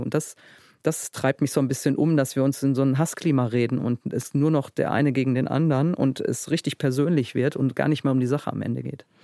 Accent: Duisburg, North Rhine-Westphalia, Germany; Ich komme aus dem Ruhrgebiet

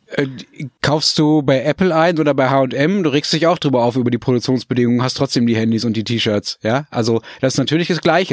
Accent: Dortmund, North Rhine-Westphalia, Germany; wo ich aufgewachsen bin, nämlich in der Hörweite des Westfalenstadions in Dortmund

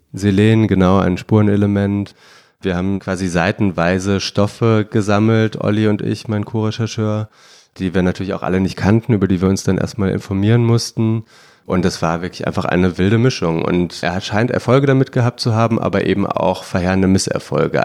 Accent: Bonn, North Rhine-Westphalia, Germany; Ich komme aus Bonn

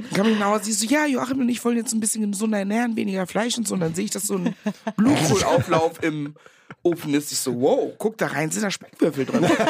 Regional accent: Meckenheim, North Rhine-Westphalia, Germany; accent: Kölsch; moved away as an adult; also born or lived in Ghana; now in Berlin, Germany; Ich war auf so einem Nonnenbunker in Rheinbach, also sechs Kilometer entfernt von Meckenheim, da wo ich groß geworden bin

